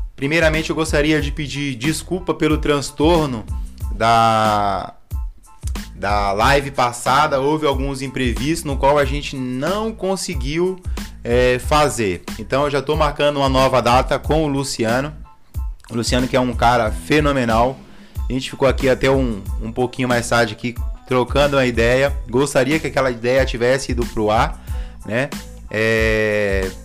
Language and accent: Portuguese; Bahia, Brazil; eu sou baiano